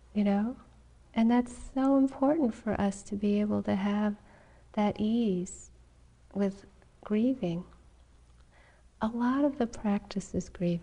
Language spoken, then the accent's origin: English; New England, United States; I grew up in New England